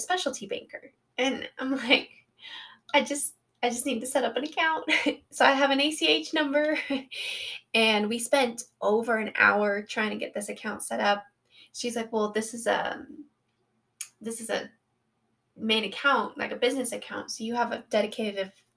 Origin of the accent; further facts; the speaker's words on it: Colorado, United States; I was born and raised in Colorado and live here with my wonderful husband of 6 years.